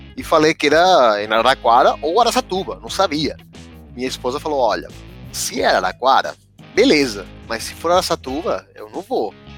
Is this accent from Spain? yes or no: yes; Sabadell, Catalonia, Spain; Portuguese is a second language; moved away as an adult; now in São Paulo, Brazil; Eu sou da Catalunha, nasci em Sabadell, na cidade perto de Barcelona